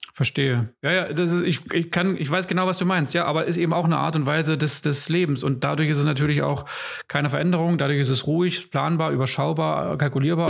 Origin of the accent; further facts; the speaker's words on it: Germany; als Deutsche